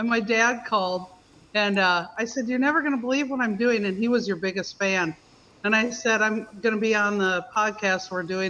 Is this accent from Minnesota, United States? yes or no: yes; Sartell, Minnesota, United States; moved away as an adult; also born or lived in Alexandria, Minnesota; now in Key West, United States; I'm originally from Sartell, Minnesota, graduated from there. And I grew up, then I moved to Alexandria, raised my family, lived there, had a mortgage company up in Minnesota, and had a midlife crisis and moved to Key West.